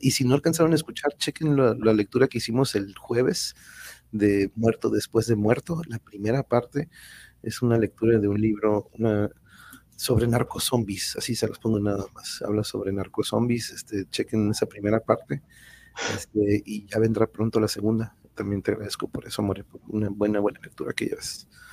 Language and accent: Spanish; Tijuana, Baja California, Mexico; de acá de Tijuana